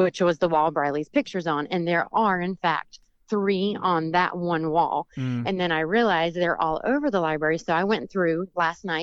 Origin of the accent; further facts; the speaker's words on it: the South, United States; I'm from the South